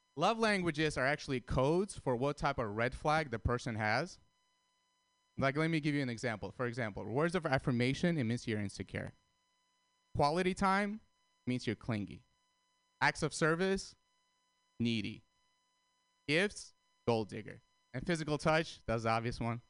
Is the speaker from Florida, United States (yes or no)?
no; San Francisco, California, United States; I'm from San Francisco